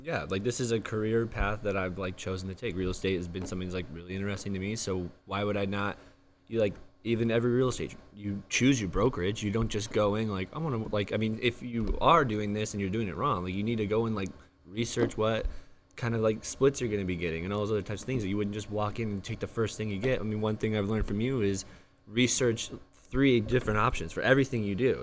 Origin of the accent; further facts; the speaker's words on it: Santee, California, United States; born and raised in San T